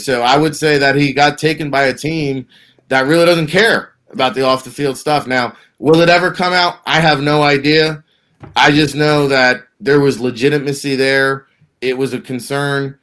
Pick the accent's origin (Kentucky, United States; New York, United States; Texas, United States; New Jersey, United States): New Jersey, United States; I'm a Jersey guy